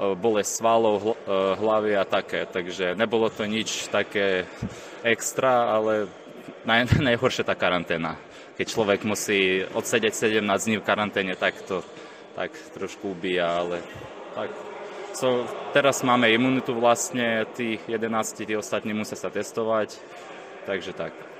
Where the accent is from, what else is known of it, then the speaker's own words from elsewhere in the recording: Velykyi Bereznyi, Zakarpattia Oblast, Ukraine; moved away as an adult; also born or lived in Topoľčany, Slovakia; now in Považská Bystrica, Slovakia; ja som sa narodil blízko slovenských hraníc, eh, volá sa to taká dedinka Veľký Berezny